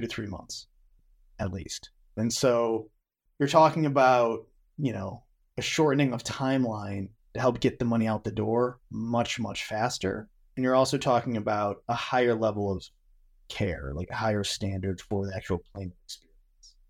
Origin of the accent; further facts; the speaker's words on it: Western New York, United States; I'm from Western New York